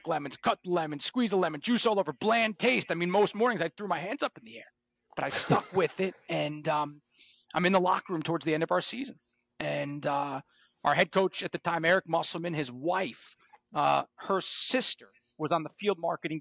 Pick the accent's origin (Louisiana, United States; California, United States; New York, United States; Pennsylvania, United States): New York, United States; Scarsdale; I'm from Scarsdale, New York, in Westchester County. Grew up in New York